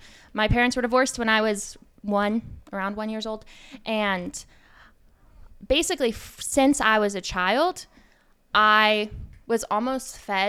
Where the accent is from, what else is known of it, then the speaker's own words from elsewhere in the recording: Colorado, United States; I grew up in Colorado.